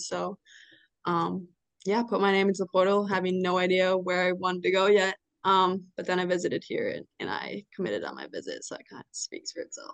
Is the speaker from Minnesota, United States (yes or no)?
yes; Stillwater, Minnesota, United States; born or raised there; moved away as an adult; now in Bloomington, United States